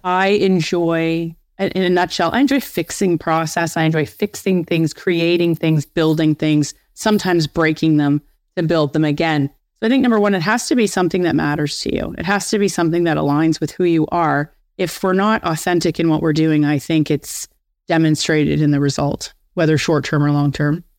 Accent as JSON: {"language": "English", "town": "Windsor", "region": "Ontario", "country": "Canada", "tie": "born or raised there", "said": "I'm from Windsor, Ontario. And I was actually being promoted back to my hometown of Windsor."}